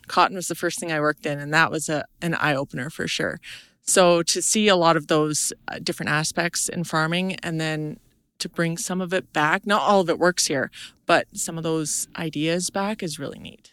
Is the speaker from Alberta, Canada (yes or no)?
no; Vanderhoof, British Columbia, Canada; moved away as an adult; also born or lived in Australia; I'm from Vanderhoof, British Columbia